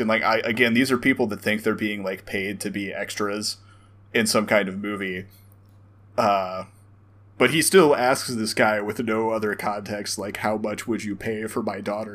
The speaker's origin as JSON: {"language": "English", "region": "the South", "country": "United States", "tie": "born or raised there", "said": "we grew up in the South"}